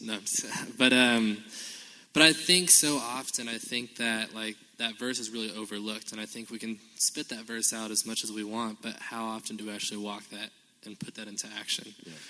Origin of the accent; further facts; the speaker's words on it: Compton, California, United States; born there; and actually I was born in Compton, L.A., and so I have street cred, but I was living in downtown Los Angeles at the time, right?